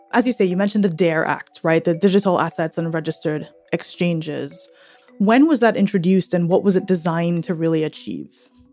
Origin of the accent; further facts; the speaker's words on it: Trinidad & Tobago; I am from an island in the Caribbean, Trinidad